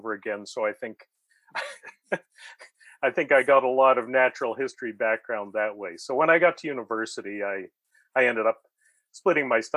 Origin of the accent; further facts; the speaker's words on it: Fredericton, New Brunswick, Canada; also born or lived in London, United Kingdom; I grew up in Fredericton, New Brunswick, which was a place that had very few fossils and no local natural history museum